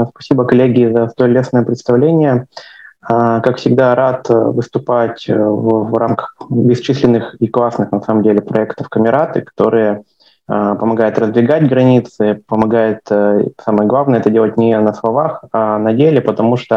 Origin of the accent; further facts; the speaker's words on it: Yekaterinburg, Sverdlovsk Oblast, Russia; also born or lived in Verkhnyaya Pyshma; Я постараюсь погрузить вас в родной город, потому что я, как вы знаете, люблю путешествовать много, но еще есть в моем э, сердце Екатеринбург, в котором я прожил 19 лет. В нем я не родился, я просто учился в пригороде э, в школе для, в интернате в Верхнем Пышме